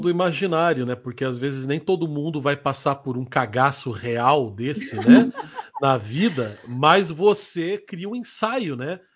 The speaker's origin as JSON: {"language": "Portuguese", "region": "Rondônia", "country": "Brazil", "tie": "born or raised there", "moved": "yes", "said": "lá em Rondônia, onde eu fui criado"}